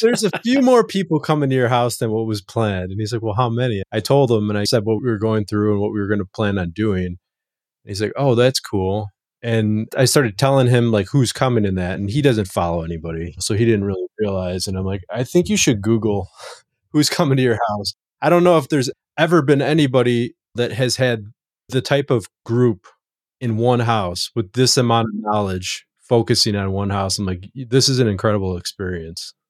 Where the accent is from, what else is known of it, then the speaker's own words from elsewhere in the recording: Chicago, Illinois, United States; I grew up on the south side of Chicago